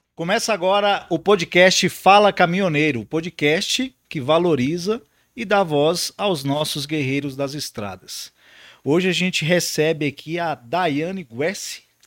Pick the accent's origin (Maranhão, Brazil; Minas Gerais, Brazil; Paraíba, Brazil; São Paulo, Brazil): Minas Gerais, Brazil; north of; eu sou do norte de Minas